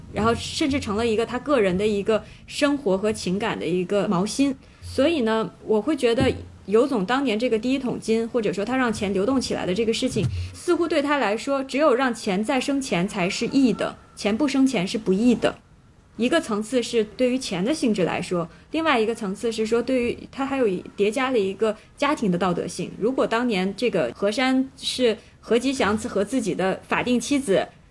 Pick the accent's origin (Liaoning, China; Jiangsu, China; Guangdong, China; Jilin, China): Liaoning, China; Shenyang; 我作为一个沈阳人